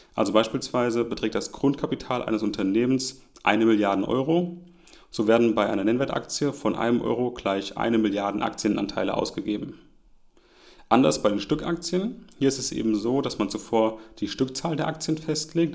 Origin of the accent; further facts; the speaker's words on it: Germany; auch hier als Deutscher